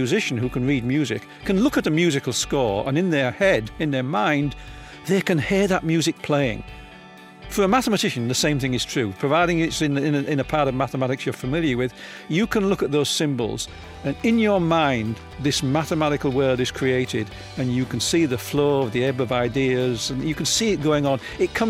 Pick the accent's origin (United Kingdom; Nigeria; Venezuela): United Kingdom; Hull, Yorkshire and the Humber; Yeah, I was born in Hull in what apparently was the worst snowstorm of the decade in 1947.